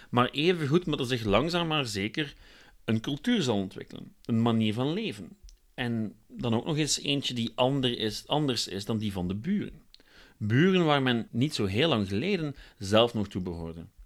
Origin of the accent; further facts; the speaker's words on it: Belgium; Maar goed, ik ben een Belg en zeker geen expert op dit gebied.